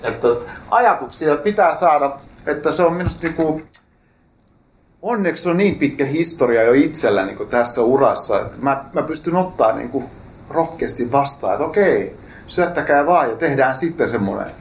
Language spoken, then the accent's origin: Finnish; Rauma, Satakunta, Finland; mä olen itse raumalainen lähtöisin